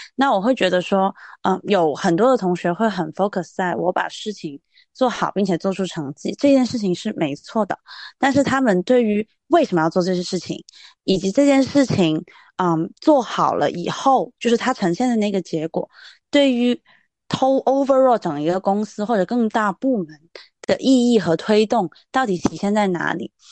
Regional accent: Guangzhou, Guangdong, China; 包括我是广州人嘛

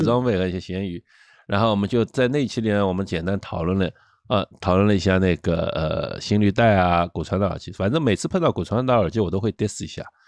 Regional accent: China; 我们中国人

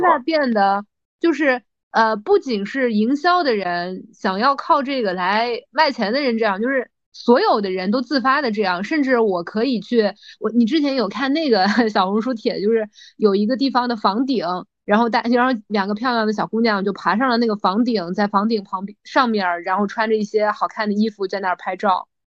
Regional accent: Shanghai, China; 对于我们上海人来说，它真的是一个从小的记忆

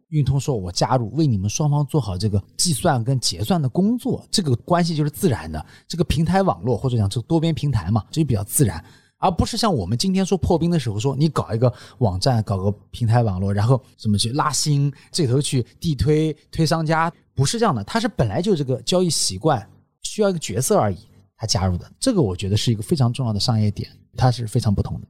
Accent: China; 我们中国人

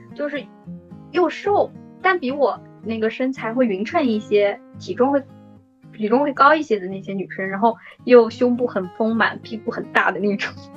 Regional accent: Shanghai, China; 作为一个土生土长的上海人

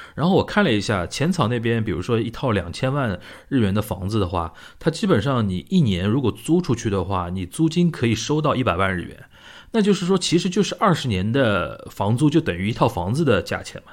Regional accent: Shanghai, China; 我们上海人平时就是聊这类东西

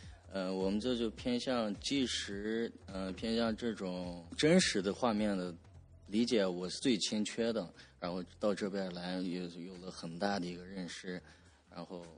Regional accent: Korla, Xinjiang, China; 我是来自新疆巴州库尔勒地区，

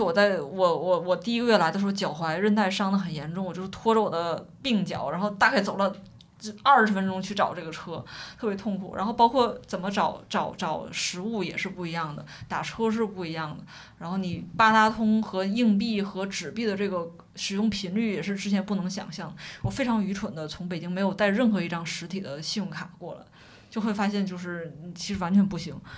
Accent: China; also born or lived in Beijing; 我是一个内地人

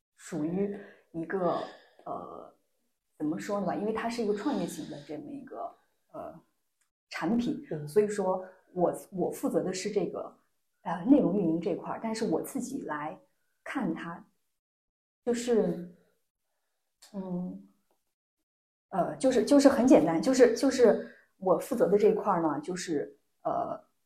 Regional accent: Lanzhou, Gansu, China; moved away; also born or lived in Shaanxi; 我来自，呃，甘肃，我生长在甘肃兰州，然后毕业于陕西师范大学，我的专业是心理学

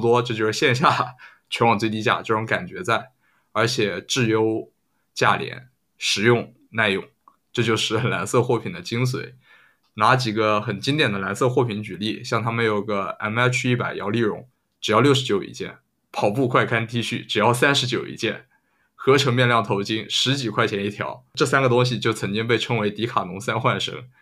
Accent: China; 用我们中国的土话说

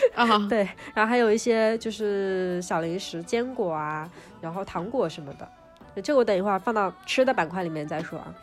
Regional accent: Suzhou, Jiangsu, China; 我们苏州也是一个有， 有着诸多传统习俗的一个成熟的一个城市，所以我从小到大的元旦氛围都是非常浓的

